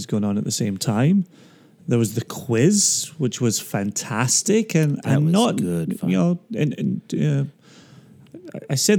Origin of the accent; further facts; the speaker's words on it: Scotland, United Kingdom; I'm only from Scotland and work in the whiskey industry.